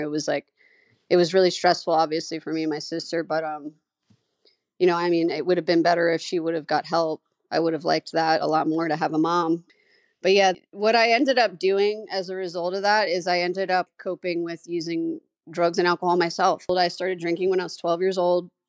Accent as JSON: {"language": "English", "town": "New York City", "region": "New York", "country": "United States", "tie": "born or raised there", "said": "I grew up in Staten Island, New York, famous for the … and the dump"}